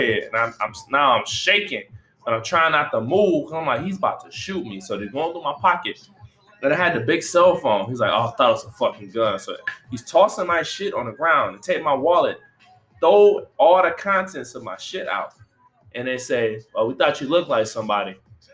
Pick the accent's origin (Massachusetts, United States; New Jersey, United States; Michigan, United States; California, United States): Michigan, United States; Detroit; I'm from Detroit